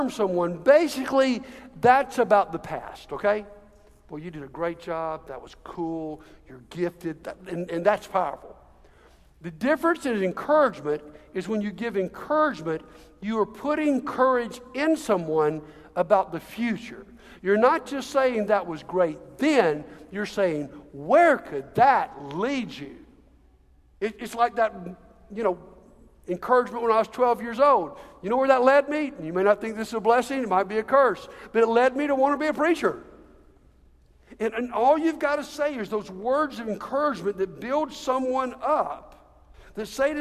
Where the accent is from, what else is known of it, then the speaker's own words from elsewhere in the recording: Montgomery, Alabama, United States; moved away as an adult; come back to my hometown